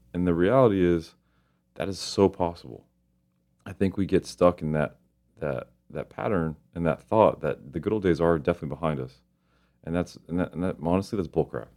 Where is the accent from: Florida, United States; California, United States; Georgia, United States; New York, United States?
Florida, United States; Miami; I grew up in Miami, and Miami is a heavy fishing community.